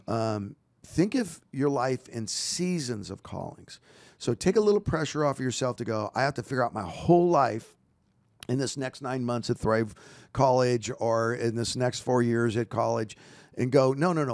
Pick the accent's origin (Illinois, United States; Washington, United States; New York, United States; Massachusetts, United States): Washington, United States; Walla Walla; now in Roseville, United States; I was born in Walla Walla, Washington